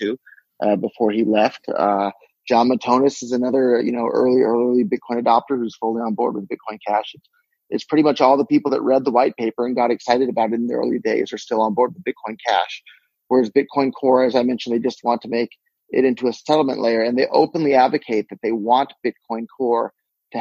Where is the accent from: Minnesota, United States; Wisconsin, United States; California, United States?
California, United States; Silicon Valley; I was born and raised in Silicon Valley